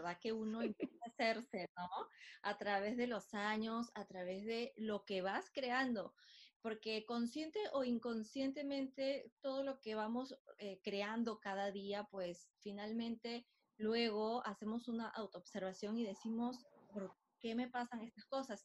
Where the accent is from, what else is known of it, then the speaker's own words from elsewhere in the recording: Lima, Peru; soy de Lima, Perú